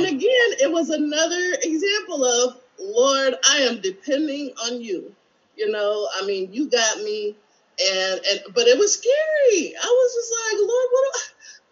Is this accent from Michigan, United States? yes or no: yes; Michigan, United States; moved away as an adult; my hometown, Michigan